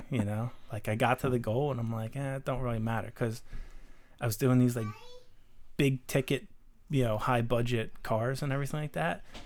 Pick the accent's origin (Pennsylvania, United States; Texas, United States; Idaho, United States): Pennsylvania, United States; Darby; we grew up in Darby